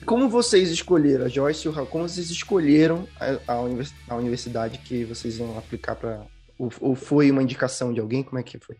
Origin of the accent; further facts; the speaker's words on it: Belém, Pará, Brazil; now in Curitiba, Brazil; eu nasci em Belém do Pará, mas eu moro hoje em Curitiba